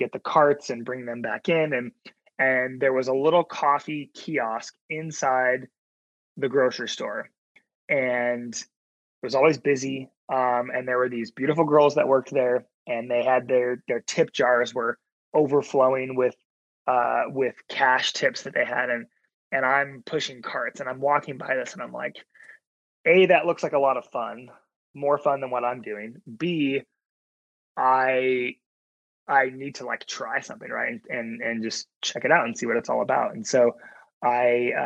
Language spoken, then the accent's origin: English; Oregon, United States; the hometown I grew up in Oregon